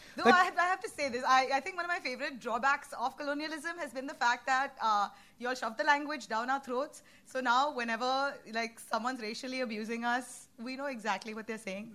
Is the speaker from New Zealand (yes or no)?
no; India; as an Indian